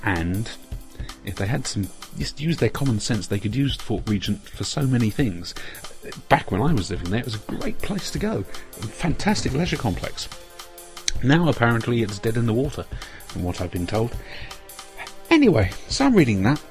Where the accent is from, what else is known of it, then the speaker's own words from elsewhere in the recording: Jersey; now in England; I come from Jersey.